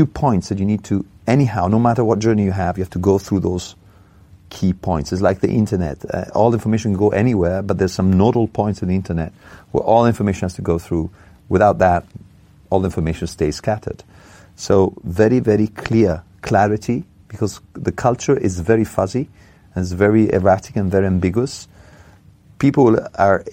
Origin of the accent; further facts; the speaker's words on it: Italy; moved away; In Italy, my home country